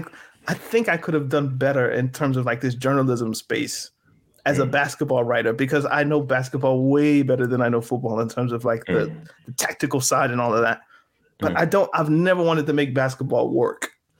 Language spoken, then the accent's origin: English; Canada; But as a Canadian, I was like, of course, I'm a Toronto fan.